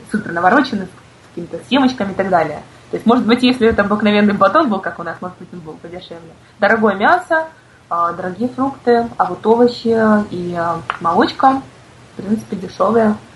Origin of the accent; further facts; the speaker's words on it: Crimea, Ukraine; потому что все-таки я крымчанка, и я каждый год езжу на джаз-фестиваль.